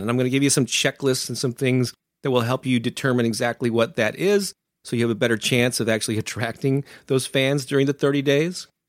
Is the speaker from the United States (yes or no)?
yes; St. Louis, Missouri, United States; my hometown of Saint Louis, Missouri